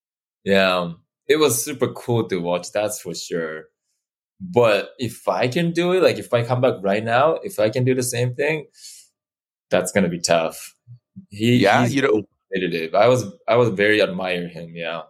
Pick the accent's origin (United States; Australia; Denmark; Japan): Japan; Tokyo; moved away; I'm from Tokyo, but countryside of Tokyo.